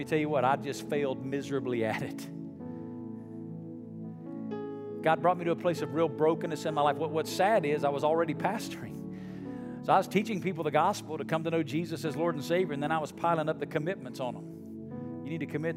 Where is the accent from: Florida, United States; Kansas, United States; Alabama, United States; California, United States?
Alabama, United States; moved away as an adult; now in Las Vegas, United States; I'm originally from Alabama